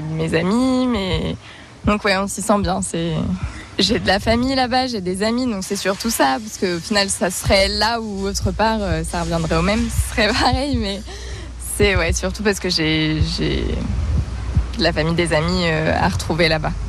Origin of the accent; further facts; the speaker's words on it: Bornel, Hauts-de-France, France; J'ai grandi dans le sud de l'Oise